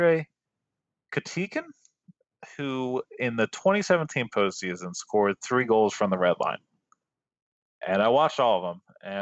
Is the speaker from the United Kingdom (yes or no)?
no; Maryland, United States; I grew up in Maryland